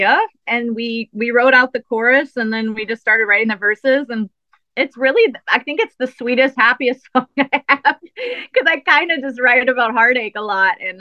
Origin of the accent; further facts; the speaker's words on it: New Orleans, Louisiana, United States; I am from New Orleans, so I'm very much a soulful singer. And I grew up, you know, playing in bands with horns.